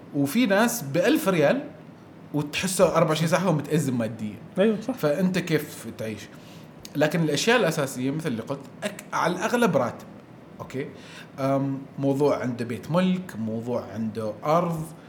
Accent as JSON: {"language": "Arabic", "country": "Oman", "said": "عندنا في عمان"}